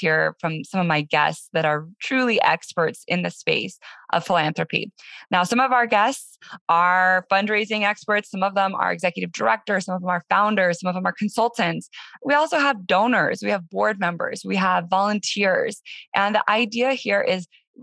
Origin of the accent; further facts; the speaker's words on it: Denver, Colorado, United States; moved away as an adult; my hometown, Denver, Colorado, after being gone for about 13 years.